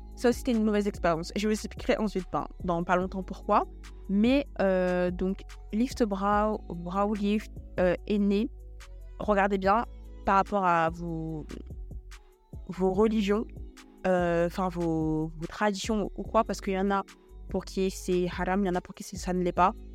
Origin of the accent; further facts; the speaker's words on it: Paris, Île-de-France, France; je vous donne des adresses sur Paris, parce que je suis parisienne